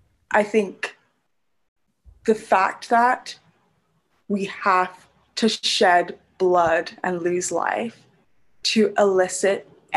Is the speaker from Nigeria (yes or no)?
yes; Nigeria; also born or lived in Brunei / United Kingdom / United States; I am Nigerian, which makes me very happy and very proud and boastful and makes me feel better than all other African people. I am a former resident of Brunei, the United Kingdom, the United States.